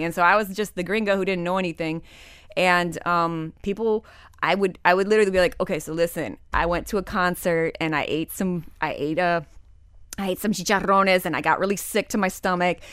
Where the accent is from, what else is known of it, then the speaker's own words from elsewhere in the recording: Detroit, Michigan, United States; also born or lived in Dominican Republic; now in Kendall, United States; when I was growing up in Detroit in like the 80s and 90s